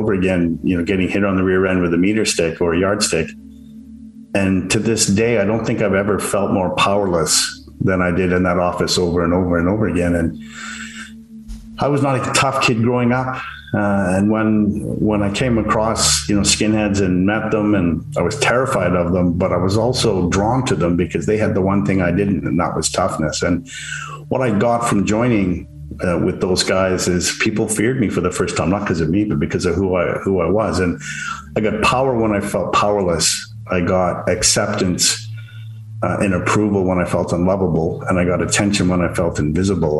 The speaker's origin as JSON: {"language": "English", "country": "Canada", "lives_now": "Vancouver, Canada", "said": "I'm a Canadian living in Vancouver, British Columbia, and my ethnicity is English-Irish."}